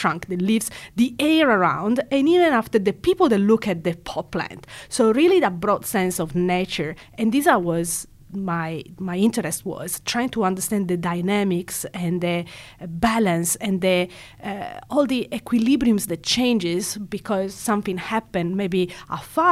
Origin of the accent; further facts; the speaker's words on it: Italy; moved away as an adult; now in Perth, Australia; I was born and raised in Italy